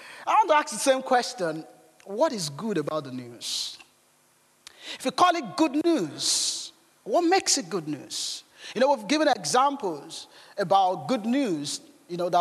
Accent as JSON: {"language": "English", "country": "Nigeria", "tie": "born or raised there", "moved": "yes", "said": "growing up in Nigeria"}